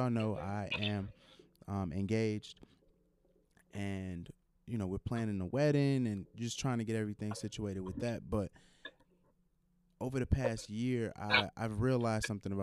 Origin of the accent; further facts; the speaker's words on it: Chicago, Illinois, United States; growing up in Chicago